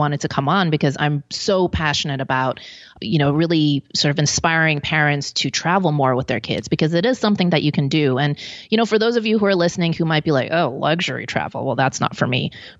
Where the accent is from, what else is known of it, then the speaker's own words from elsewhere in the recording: Hong Kong; born there; also born or lived in Belgium; So I was born in Hong Kong. My father was Belgian. My mom's Hong Kong Chinese.